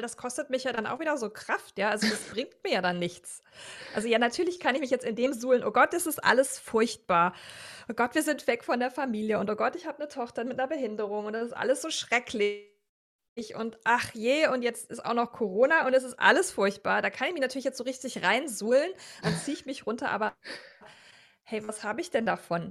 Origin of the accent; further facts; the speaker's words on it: Rhineland, Germany; moved away as an adult; now in Vienna, Austria; ich komme ursprünglich aus Deutschland und ähm, eben aus dem Rheinland